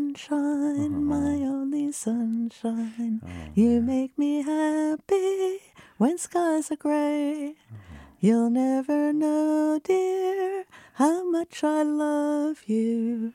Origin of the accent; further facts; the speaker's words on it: Minnesota, United States; Also, I'm from Minnesota, so we did that like, as you know, on a field trip.